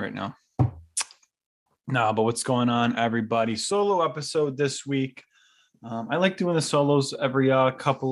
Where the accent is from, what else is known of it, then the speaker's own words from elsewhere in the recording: Niagara Falls, New York, United States; moved away; I'm from Niagara Falls, New York. That's Western New York, Buffalo. That's my home. It's where I was born and raised